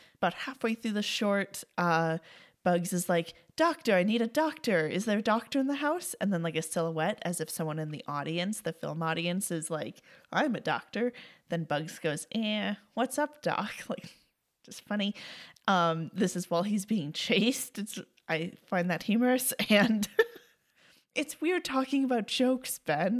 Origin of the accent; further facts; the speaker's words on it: Canada; As a Canadian